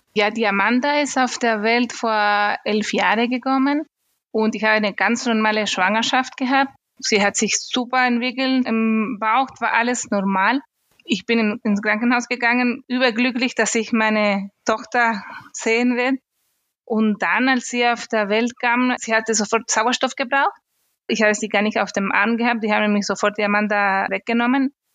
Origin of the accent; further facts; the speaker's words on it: Chile; German is a second language; moved away as an adult; now in Germany; Ich komme ursprünglich aus Chile